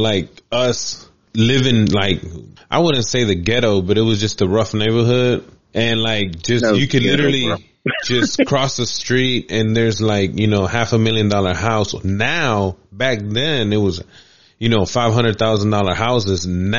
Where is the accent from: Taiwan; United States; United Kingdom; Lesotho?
United States; Alexandria, Virginia; we grew up in Chirilawa, and it was pretty much like lower income, like community, predominantly Hispanic neighborhood.